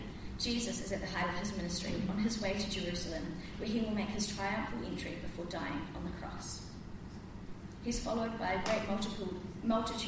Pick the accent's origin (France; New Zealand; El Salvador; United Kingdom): New Zealand; Christchurch, Canterbury; also born or lived in Auckland; I grew up in Christchurch, having the privilege of being brought up in the church.